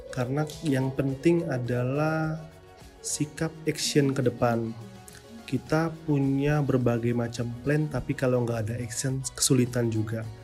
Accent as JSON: {"language": "Indonesian", "town": "Batam", "region": "Riau Islands", "country": "Indonesia"}